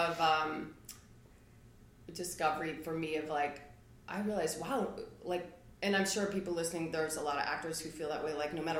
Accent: Midwest, United States; Like I'm a Midwesterner.

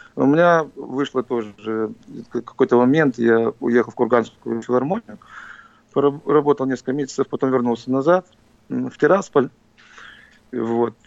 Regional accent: Tiraspol, Transnistria, Moldova; now in Philadelphia, United States; я в нём родился. Это моя родина.

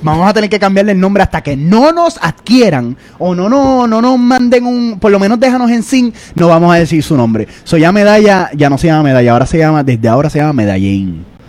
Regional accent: Puerto Rico; now in New York, United States; nosotros somos un podcast en la diáspora. Somos puertorriqueños, somos boricuas, somos orgullosamente boricuas

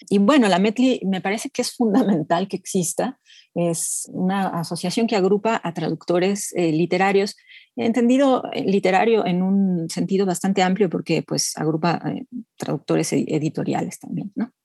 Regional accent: Mexico City, Mexico; yo me identifico bastante como chilanga, en realidad nací en la Ciudad de México y aquí he vivido toda mi vida

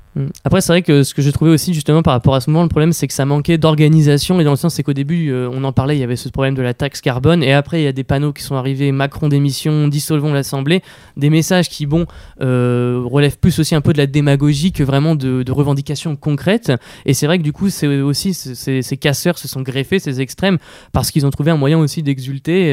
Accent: Le Havre, Normandy, France; je viens du Havre

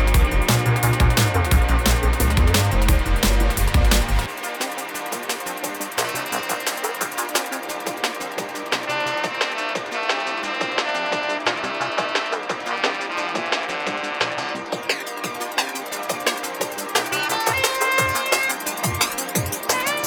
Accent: Massachusetts, United States; To my hometown of the Massachusetts flavors.

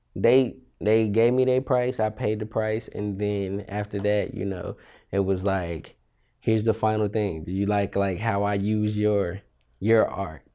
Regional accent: Austin, Texas, United States; also born or lived in Amarillo, Texas / Beaumont, Texas; I'm from Austin. Uh, I was born in Amarillo, Texas, the Panhandle, where it snows in Texas, what I like to say. Um, I moved to Austin when I was probably three. stay there till I was eighteen

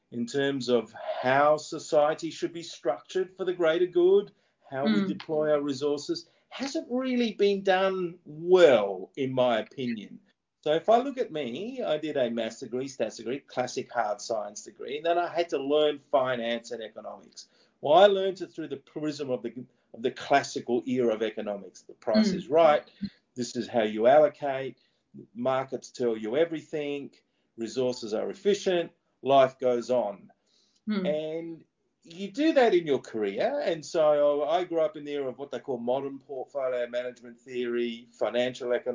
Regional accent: Adelaide, South Australia, Australia; moved away as an adult; also born or lived in Sydney / London / New York; I'm born and raised in Adelaide, but I've lived in Sydney

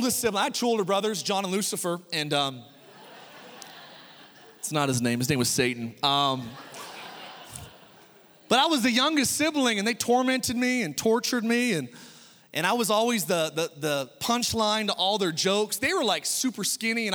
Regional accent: United States; as an American

